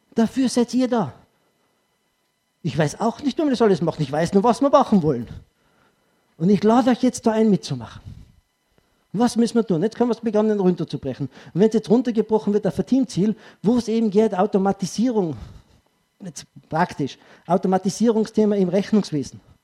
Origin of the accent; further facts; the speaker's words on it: Tyrol, Austria; Als Tiroler